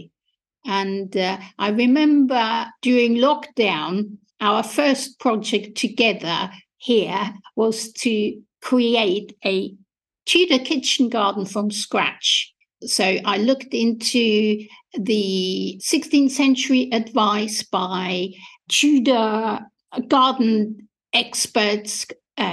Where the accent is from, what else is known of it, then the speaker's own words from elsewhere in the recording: Austria; English is a second language; moved away as an adult; now in England, United Kingdom; as you might be able to hear from my accent, I was born and educated in Austria and came to England in 1989